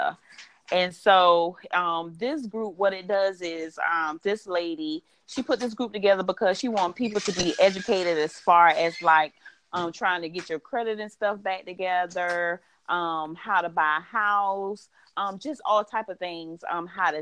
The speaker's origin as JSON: {"language": "English", "town": "Savannah", "region": "Georgia", "country": "United States", "tie": "born or raised there", "said": "born and raised in Savannah, Georgia."}